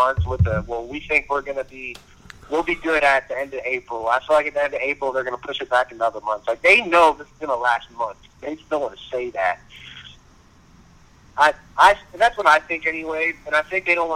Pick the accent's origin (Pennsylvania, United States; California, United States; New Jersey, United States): Pennsylvania, United States; Western; my high school, they go so hard for football, like, in my hometown